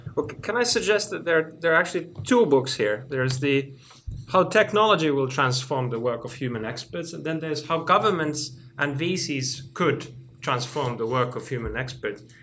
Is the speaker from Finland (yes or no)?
yes; Finland; moved away as an adult; now in Oxford, United Kingdom; I'm from Finland